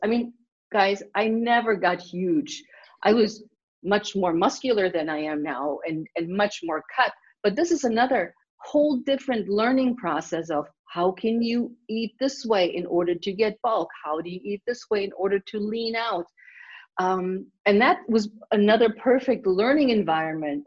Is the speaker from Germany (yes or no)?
yes; Germany; now in United States; growing up in Germany, you exercise automatically